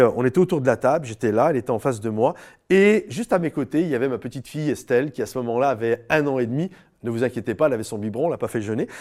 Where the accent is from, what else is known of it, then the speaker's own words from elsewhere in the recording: France; on habite en France, on est des Français